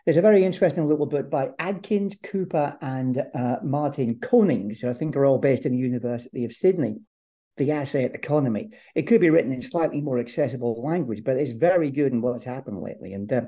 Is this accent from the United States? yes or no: no; Ireland; also born or lived in Northern Ireland; I have a Scottish name and the family lived in Scotland for a while, but I regard myself as Irish rather than